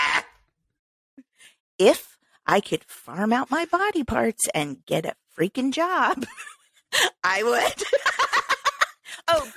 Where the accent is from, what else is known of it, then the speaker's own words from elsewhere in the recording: Missouri, United States; moved away; from Missouri, from my home state.